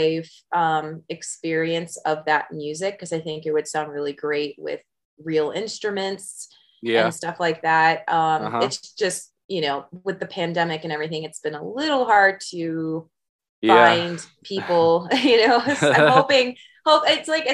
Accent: California, United States; moved away as an adult; also born or lived in Midwest / San Diego / Los Angeles / Bay Area; now in Las Vegas, United States; I tell people I grew up in California because I lived there for so long. I was born in the Midwest, but I moved to California at a fairly young age

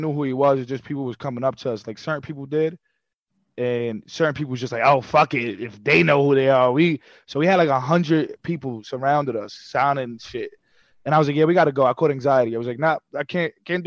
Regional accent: New York City, New York, United States; also born or lived in Queens, New York / New Jersey; I'm from Brooklyn and Queens

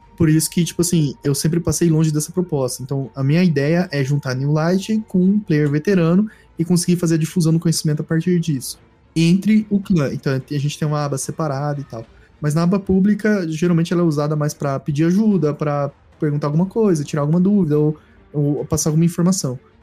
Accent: Centre-West, Brazil; eu que sou do Centro-Oeste

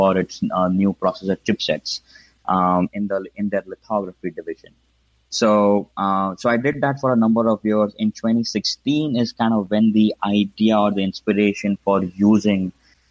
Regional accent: Mumbai, Maharashtra, India; moved away; as you can probably tell from my accent, I grew up in India, specifically in Mumbai.

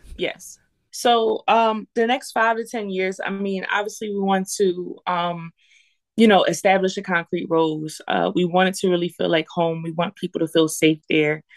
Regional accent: Lancaster, Pennsylvania, United States; I went to McCaskey. Um, and I and I grew up in the Southeast

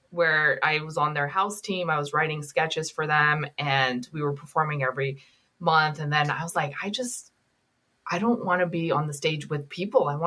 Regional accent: Pakistan; born there; I was born in Pakistan in this disputed area. It was in between Pakistan and India.

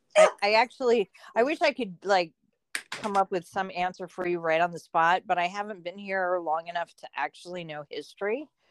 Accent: Point Pleasant, New Jersey, United States; now in Pittsburgh, United States; I grew up in Point Pleasant, New Jersey

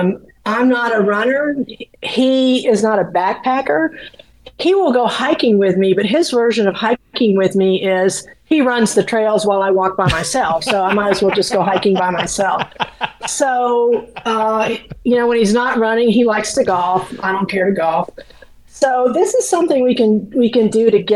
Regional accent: Florida, United States; moved away; I grew up in Florida

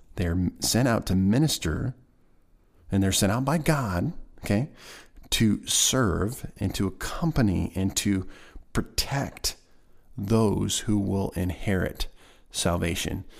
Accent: Nebraska, United States; now in Missouri, United States; my home state of Nebraska

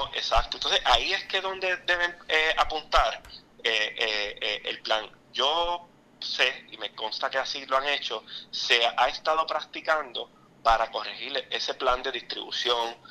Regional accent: Aguadilla, Puerto Rico; Aguadilla, ese es mi pueblo natural

